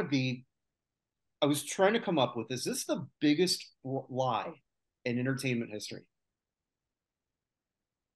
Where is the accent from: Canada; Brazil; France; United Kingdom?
Canada; as a Canadian